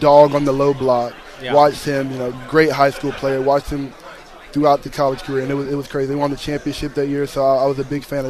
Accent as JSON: {"language": "English", "region": "North Carolina", "country": "United States", "tie": "born or raised there", "moved": "yes", "said": "growing up in North Carolina, you're in the middle of ACC country"}